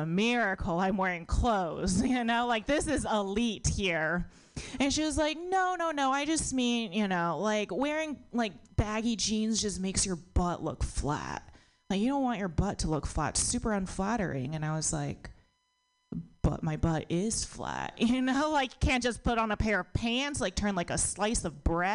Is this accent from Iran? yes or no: no; United States; born or raised there